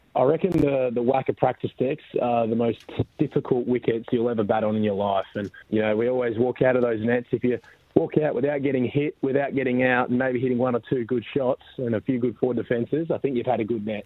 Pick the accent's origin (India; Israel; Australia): Australia; Mandurah, Western Australia; also born or lived in Perth; I was born in born in Mandurah